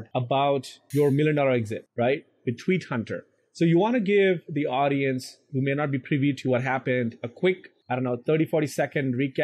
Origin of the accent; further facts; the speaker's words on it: India; I'm Indian and we have a lot of first name